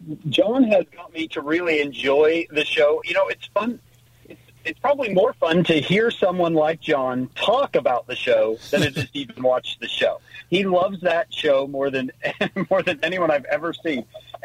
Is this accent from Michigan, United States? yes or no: no; St. George, Utah, United States; I grew up in St. George. In the 1980s and the 1990s, those were good days. Good days, St. George, and that was good television back then.